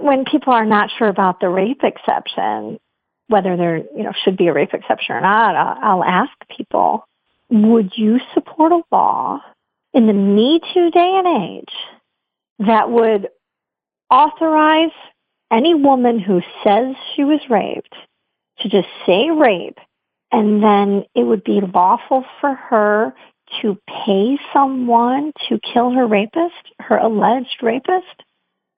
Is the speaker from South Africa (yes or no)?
no; Michigan, United States; I'm from Michigan